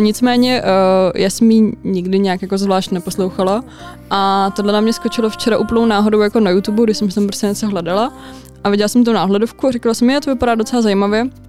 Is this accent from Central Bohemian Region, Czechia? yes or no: no; Litvínov, Ústí nad Labem Region, Czechia; u nás v Litvínově